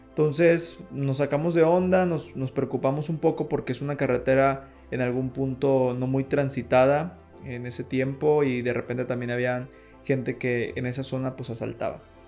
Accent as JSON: {"language": "Spanish", "town": "Balancán", "region": "Tabasco", "country": "Mexico", "said": "Nosotros somos de Balancán"}